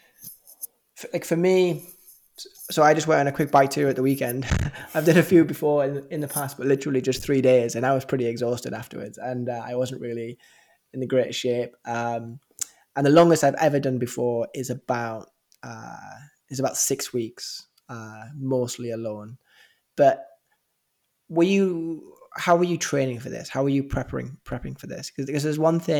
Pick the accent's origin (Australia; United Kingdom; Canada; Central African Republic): United Kingdom; England; it's very different growing up in England